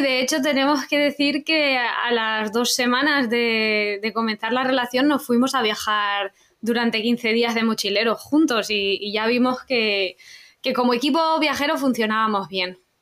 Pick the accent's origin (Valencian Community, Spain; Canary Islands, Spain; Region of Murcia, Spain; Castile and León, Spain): Valencian Community, Spain; Utiel; Nosotros somos de Utiel, de Valencia